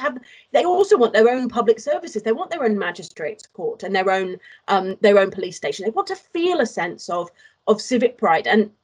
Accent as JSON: {"language": "English", "region": "Wales", "country": "United Kingdom", "tie": "born or raised there", "said": "I grew up in Wales"}